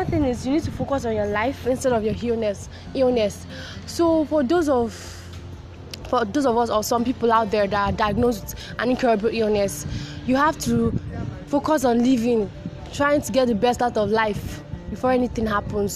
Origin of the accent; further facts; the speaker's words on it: Nigeria; as a Nigerian